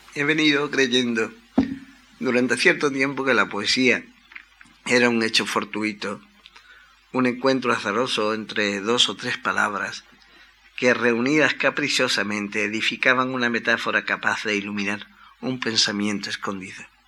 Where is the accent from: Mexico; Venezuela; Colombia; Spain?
Spain; Cádiz, Andalusia; mi ciudad natal, un lugar de provincias que aunque concedió cuna a Manuel de Falla